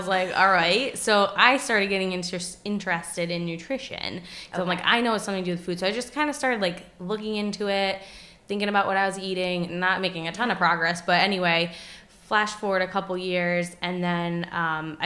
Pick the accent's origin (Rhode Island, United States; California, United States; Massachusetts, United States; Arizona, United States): Rhode Island, United States; Westerly; moved away as an adult; also born or lived in Boston / Pacific Northwest; now in Providence, United States; growing up in Rhode Island, I wasn't familiar